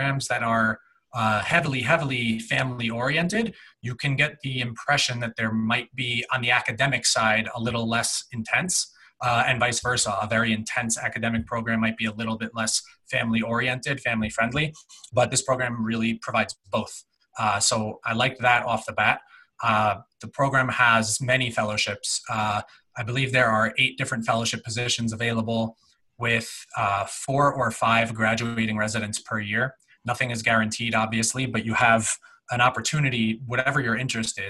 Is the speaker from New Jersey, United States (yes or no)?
yes; New Jersey, United States; moved away as an adult; now in Minnesota, United States; I grew up in New Jersey, 20 minutes out of New York